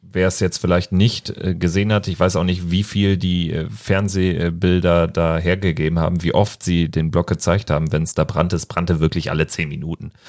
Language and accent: German; Berlin, Germany; im Pass Berlin und auch nicht Mönchengladbach